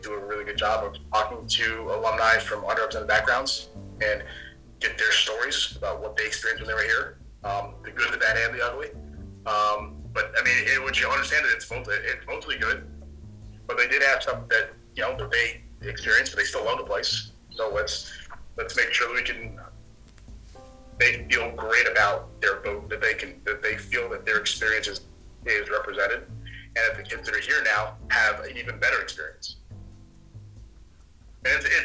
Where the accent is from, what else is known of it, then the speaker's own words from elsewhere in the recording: Connecticut, United States; moved away as an adult; also born or lived in Pennsylvania / Vermont / Midwest; I grew up in New England, in Connecticut